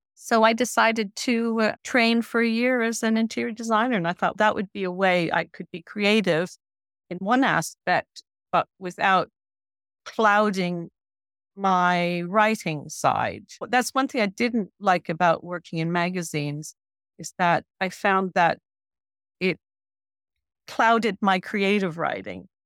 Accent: Newfoundland and Labrador, Canada; moved away; I'm a Newfoundlander. I went back to Newfoundland

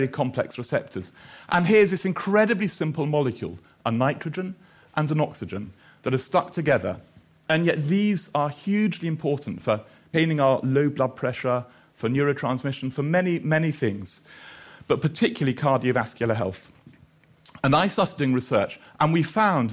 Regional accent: Edinburgh, Scotland, United Kingdom; also born or lived in Australia / Aberdeen; I'm from Edinburgh.

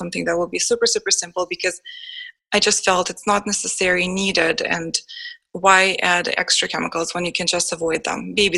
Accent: Israel; English is a second language; now in Canada; I lived my passion until I immigrated to Canada from Israel, and I had to start and establish my career all over again.

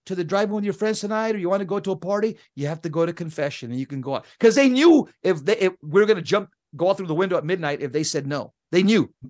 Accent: San Fernando, California, United States; I grew up in Southern California, in the most violent neighborhood in California in the seventies.

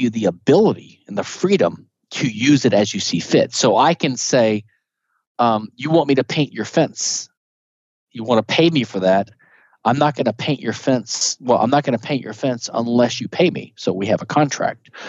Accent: the South, Southern United States, United States; I'm a Southerner

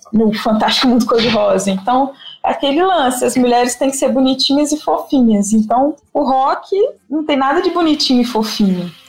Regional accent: Guanhães, Minas Gerais, Brazil; also born or lived in Belo Horizonte; eu cresci no interior de Minas, numa cidade que chama Guanhães, que eu considero assim. Eu nasci em Belo Horizonte, morei em várias cidades do, do interior de Minas, né?

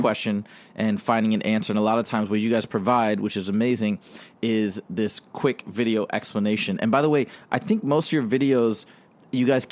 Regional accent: Michigan, United States; I grew up in Michigan, and we'd have tornadoes

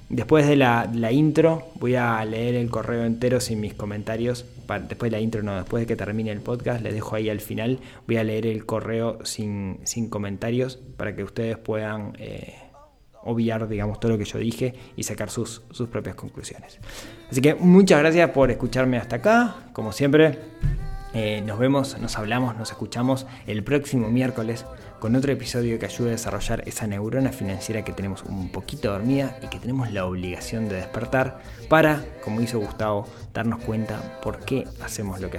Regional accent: Colombia; Yo soy colombiano y por esos años, una mezcla de corrupción, violencia e inestabilidad económica se cernía sobre el país.

